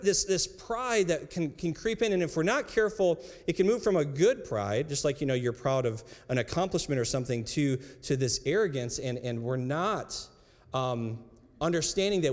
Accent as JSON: {"language": "English", "country": "United States", "tie": "born or raised there", "said": "I grew up in America"}